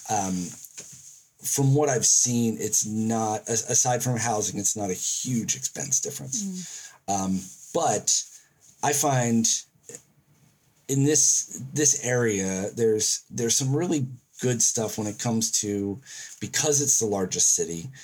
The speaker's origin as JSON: {"language": "English", "country": "United States", "moved": "yes", "lives_now": "Auckland, New Zealand", "said": "as an American"}